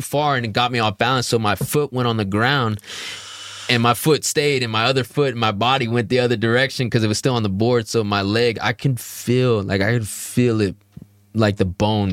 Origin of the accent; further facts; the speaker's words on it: Houston, Texas, United States; I'm from Houston, Texas